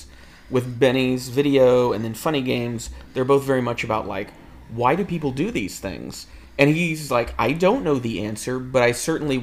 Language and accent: English; United States; we're from America